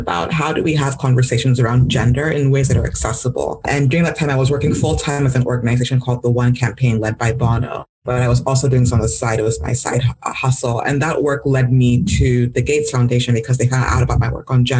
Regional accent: Nigeria; now in United States; growing up in Nigeria

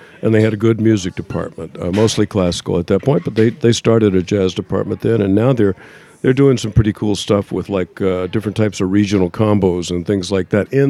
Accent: Lafayette, Louisiana, United States; Lafayette, Louisiana.

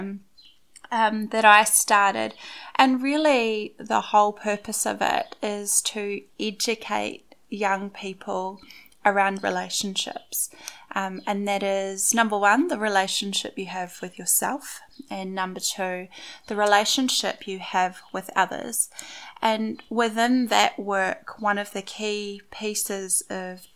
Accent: Foxton, Manawatū-Whanganui, New Zealand; moved away as an adult; now in Wellington, New Zealand; So I grew up in Foxton, actually, and I've lived there for most of my life. I came to Wellington about 5 years ago now.

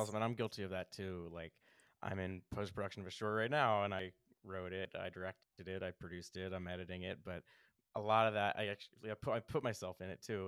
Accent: Philadelphia, Pennsylvania, United States; I'm from Philly

